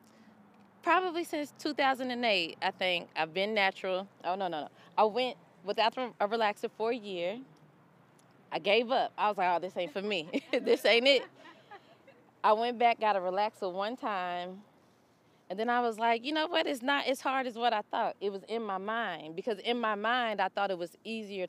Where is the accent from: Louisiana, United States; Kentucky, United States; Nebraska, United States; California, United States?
Kentucky, United States; now in Atlanta, United States; I moved to Atlanta. I'm originally from Kentucky. I moved to Atlanta in 2005